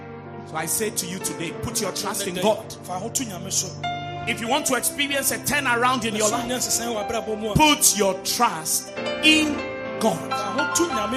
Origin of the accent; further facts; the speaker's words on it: Keta, Volta, Ghana; I come from Keta in the Volta region